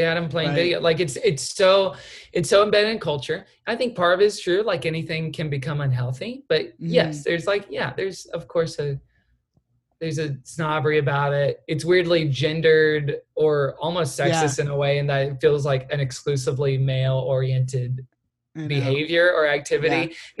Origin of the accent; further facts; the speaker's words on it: Texas, United States; accent: Texan; from Texas can tell that I have a slight accent. People not from Texas cannot tell that.